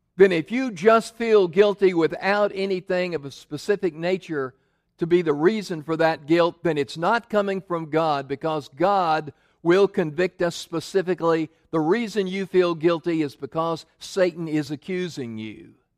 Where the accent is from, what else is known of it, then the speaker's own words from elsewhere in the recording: Memphis, Tennessee, United States; moved away; I grew up in Memphis